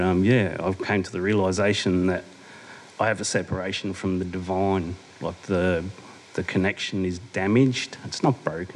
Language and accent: English; Adelaide, South Australia, Australia; moved away as an adult; also born or lived in Brisbane; I was born and bred down in Adelaide.